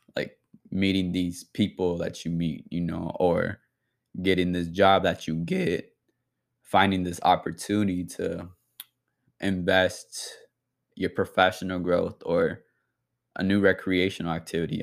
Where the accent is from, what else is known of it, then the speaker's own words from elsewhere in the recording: Bay Area, California, United States; I'm from the Bay Area